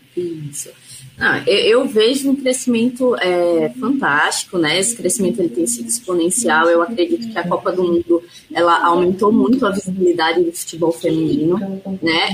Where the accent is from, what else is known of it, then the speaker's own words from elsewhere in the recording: Alagoas, Brazil; also born or lived in São Paulo; eu sou alagoana, é, me formei aqui em Alagoas